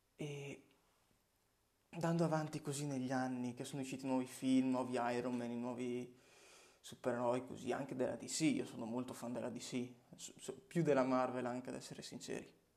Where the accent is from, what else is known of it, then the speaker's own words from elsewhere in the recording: Legnago, Veneto, Italy; Sono nato in una provincia di Verona, si chiama Legnago, paesino tranquillo, dove ho anche proseguito i miei studi superiori